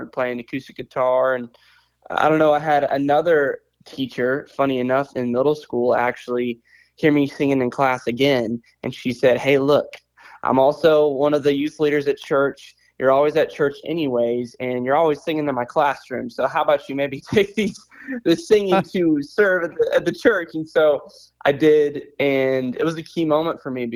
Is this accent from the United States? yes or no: yes; Joplin, Missouri, United States; I was born in Joplin, Missouri, and I was raised in the church